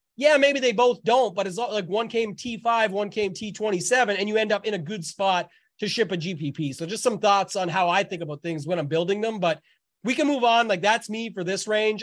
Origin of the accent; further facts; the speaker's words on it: Canada; being Canadian